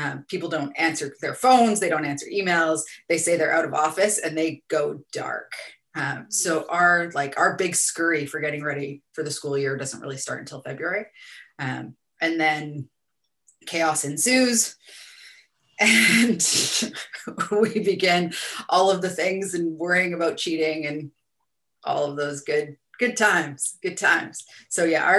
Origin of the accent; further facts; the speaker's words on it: Canada; now in New Zealand; originally Canadian